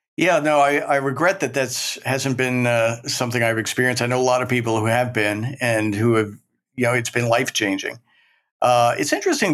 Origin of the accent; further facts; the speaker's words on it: Maryland, United States; moved away as an adult; now in New York, United States; even though I grew up in Maryland, uh, I still consider myself a Maryland boy